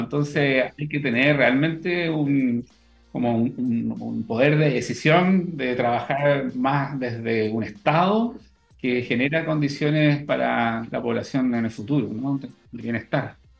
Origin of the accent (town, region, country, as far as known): Chile; also born or lived in Valdivia, Chile / Netherlands